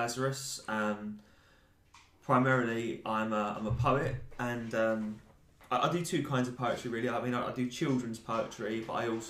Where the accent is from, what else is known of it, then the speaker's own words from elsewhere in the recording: Basildon, East of England, United Kingdom; A lot of it is about my experiences growing up in this town